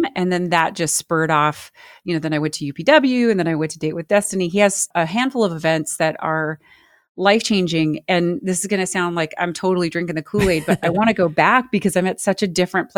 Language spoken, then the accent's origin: English; United States; I was born in the United States. I speak English